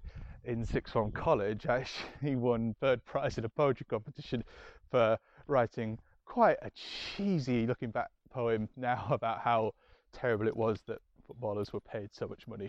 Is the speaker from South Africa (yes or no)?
no; Scarborough, Yorkshire and the Humber, United Kingdom; I'm from Scarborough